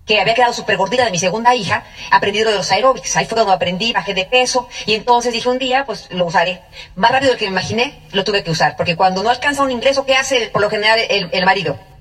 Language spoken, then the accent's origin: Spanish; Tenancingo, State of Mexico, Mexico; mexicanos a mucha honra, mexicanísimos Y un pueblito que se llama Tenancingo del Estado de México